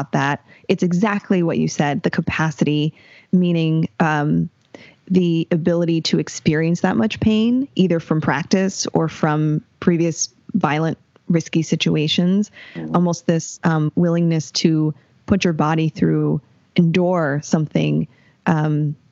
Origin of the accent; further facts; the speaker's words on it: Los Angeles, California, United States; also born or lived in San Diego; I grew up in LA County